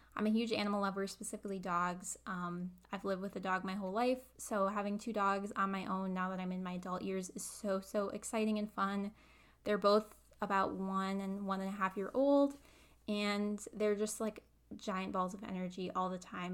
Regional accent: Midwest, United States; I live in the Midwest. I've lived here my whole life, um, never lived anywhere else

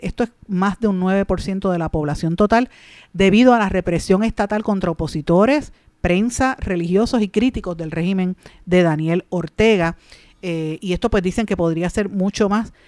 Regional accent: Puerto Rico; nuestro país, aquí en Puerto Rico

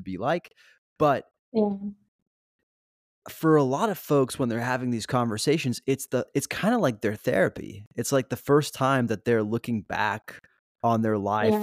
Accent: Switzerland; now in Los Angeles, United States; growing up in Switzerland, our school would take us on these like school trips

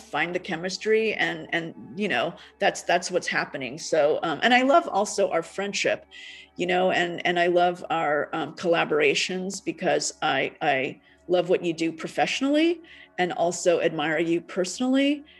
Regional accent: United States; also born or lived in Taiwan / Japan; I grew up in America.

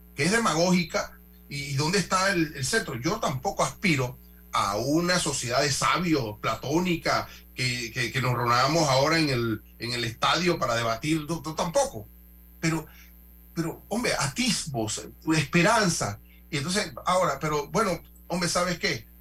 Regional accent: Panama; como panameños todos.

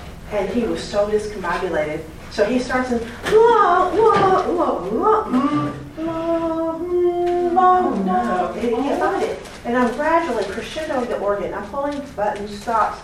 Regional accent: Knoxville, Tennessee, United States; in my own hometown. I'm from Knoxville, Tennessee

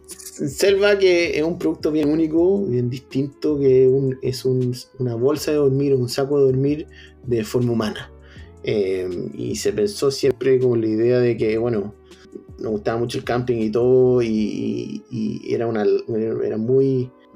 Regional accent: Chile; moved away as an adult; now in California, United States; tenemos un país maravilloso que es para disfrutarlo, Chile

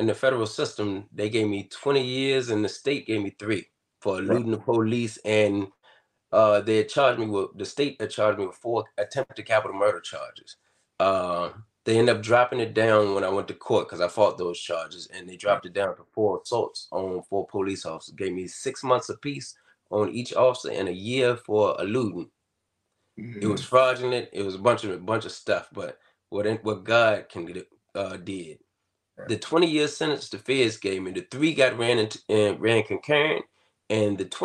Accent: Halifax County, Virginia, United States; I'm from Halifax County, Virginia. Southern Virginia

